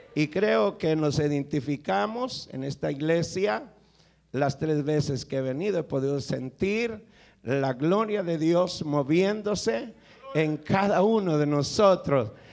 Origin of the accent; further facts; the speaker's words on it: El Salvador; vengo del Salvador